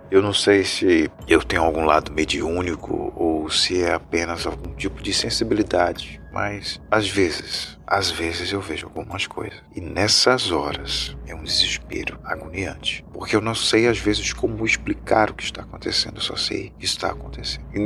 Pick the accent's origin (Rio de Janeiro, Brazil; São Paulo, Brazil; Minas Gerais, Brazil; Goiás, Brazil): São Paulo, Brazil; Ribeirão Preto; now in Recife, Brazil; E eu sou natural da cidade de Ribeirão Preto, São Paulo, que fica cerca de 4 horas da capital. E eu vim para Recife em 2007, se eu não me engano.